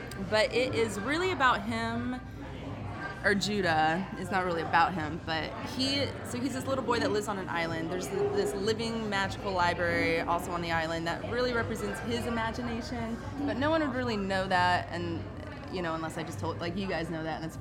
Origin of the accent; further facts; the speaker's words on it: Illinois, United States; I grew up in Illinois, in the country